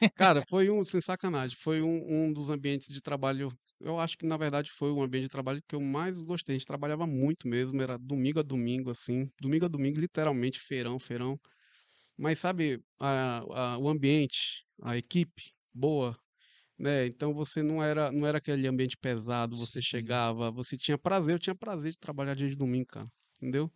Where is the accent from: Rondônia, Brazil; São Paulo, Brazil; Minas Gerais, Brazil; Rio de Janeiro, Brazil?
Rondônia, Brazil; Porto Velho; Sou daqui mesmo, de Porto Velho